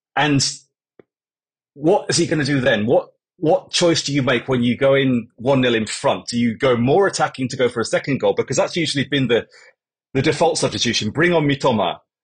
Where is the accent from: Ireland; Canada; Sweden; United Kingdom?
United Kingdom; England; moved away as an adult; now in Japan; I spent 40% of my life, I suppose, now in Japan, but I am English